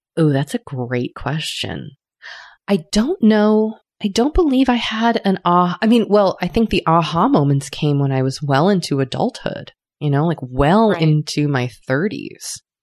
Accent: United States; accent: American; I am of an American tongue

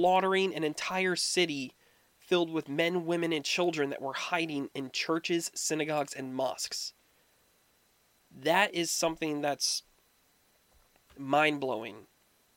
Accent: United States; Growing up in the United States, as young as I did, I was alive during 2001.

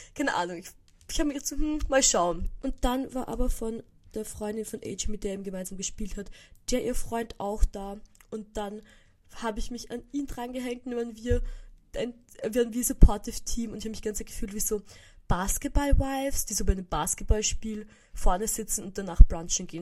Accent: Vienna, Austria; bei uns in Wien gibt es so Böller ab, so ganz ein bisschen. Also, früher, als ich noch im 16. gewohnt habe

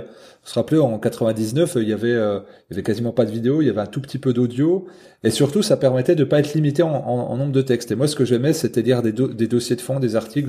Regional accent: Haute-Saône, Bourgogne-Franche-Comté, France; moved away as an adult; now in Jura, France; Là j'habite dans le Jura depuis une dizaine d'années mais je suis originaire de Haute-Saône donc franc-comtois

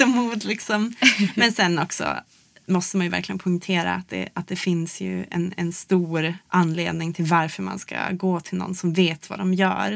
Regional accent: Luleå, Norrbotten County, Sweden; i Luleå då, där jag växte upp

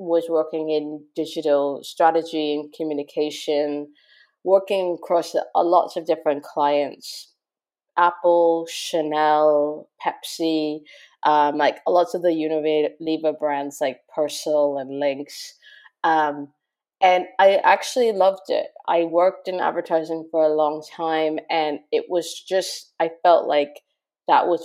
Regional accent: Toronto, Ontario, Canada; moved away as an adult; also born or lived in Montreal / Japan; now in London, United Kingdom; I'm Canadian, and grew up in Toronto, went to university in Montreal

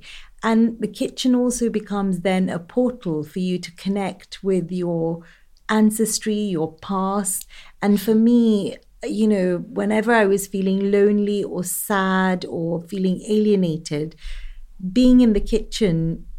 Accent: United Kingdom; I'm East African, Indian, I'm British.

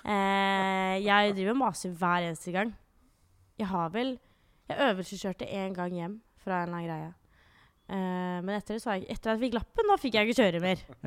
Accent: Jessheim, Akershus, Norway; moved away as an adult; now in Oslo, Norway; jeg er fra Jessheim

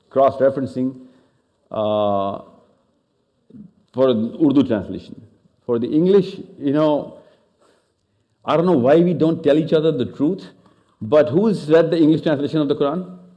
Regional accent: Australia; Even though I was born and raised in Australia

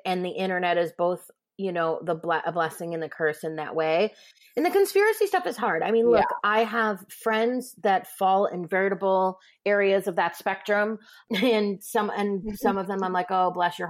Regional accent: Midwest, United States; I grew up in the Midwest

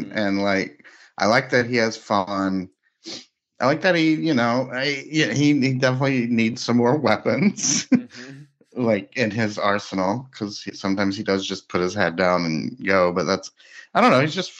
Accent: Western Kentucky, United States; where I grew up in Western Kentucky.

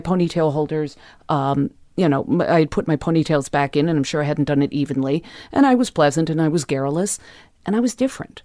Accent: Los Angeles, California, United States; I grew up in the West Hollywood Hills

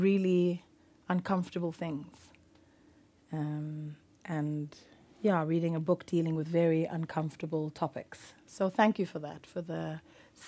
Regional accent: South Africa; as a South African

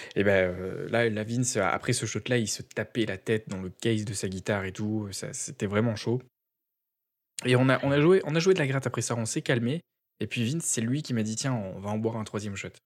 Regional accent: south of France, France; now in Quebec, Canada; en tant que sudiste

